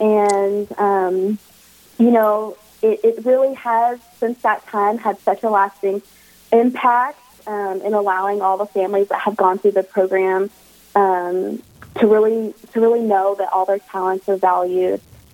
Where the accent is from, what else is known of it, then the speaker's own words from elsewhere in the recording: Warner Robins, Georgia, United States; So I would call home Georgia. So okay. I have a long line of military family. And so I am originally from Warner Robins, Georgia.